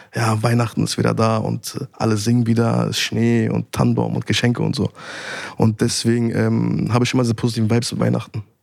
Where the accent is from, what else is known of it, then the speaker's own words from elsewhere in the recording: Berlin, Germany; Ich bin in Neukölln aufgewachsen, Nordneukölln, Damweg Sonnenallee